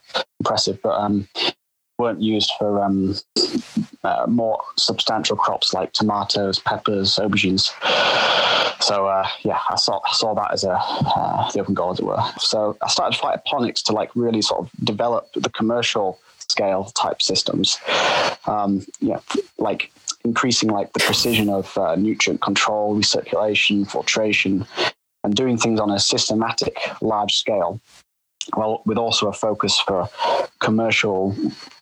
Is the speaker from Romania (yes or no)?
no; Yorkshire and the Humber, United Kingdom; my hometown in Yorkshire.